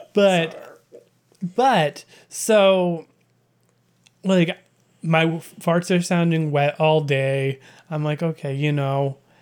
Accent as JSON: {"language": "English", "region": "British Columbia", "country": "Canada", "tie": "born or raised there", "said": "I grew up in British Columbia"}